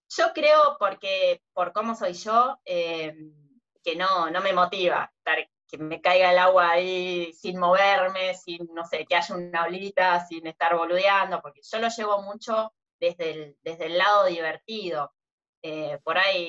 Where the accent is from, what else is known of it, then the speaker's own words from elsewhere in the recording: Mar del Plata, Buenos Aires Province, Argentina; acá en Mar de Plata nací, me crié literalmente en la playa